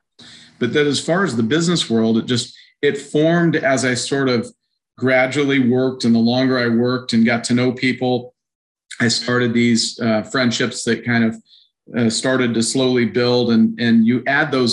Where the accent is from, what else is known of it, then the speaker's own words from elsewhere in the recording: Reno, Nevada, United States; moved away as an adult; now in Omaha, United States; I grew up in Reno, Nevada